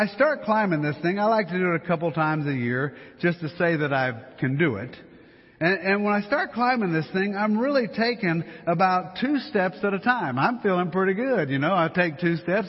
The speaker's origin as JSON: {"language": "English", "region": "Louisiana", "country": "United States", "moved": "yes", "lives_now": "Colorado, United States", "said": "Since we're from Louisiana"}